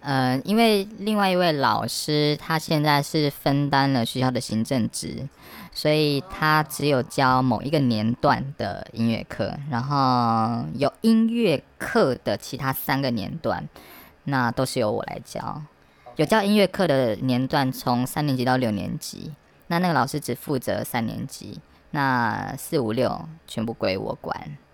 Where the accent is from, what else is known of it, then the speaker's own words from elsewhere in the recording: eastern Taiwan, Taiwan; moved away; 我其实以前是在东部念书，我是东部的野孩子哦